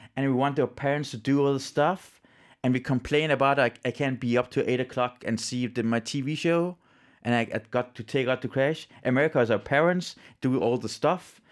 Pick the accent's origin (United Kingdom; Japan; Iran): Iran; now in Denmark; I'm from Iran